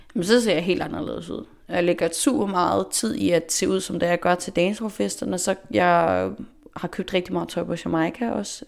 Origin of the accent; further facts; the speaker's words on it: Faroe Islands; also born or lived in Denmark / Amager, Copenhagen; now in Copenhagen, Denmark; jeg kommer fra Færøerne